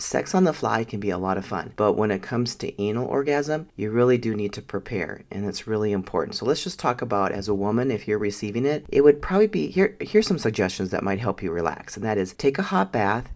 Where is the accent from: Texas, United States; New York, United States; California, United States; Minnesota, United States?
Minnesota, United States; I grew up in Minnesota, the home of the ten thousand lakes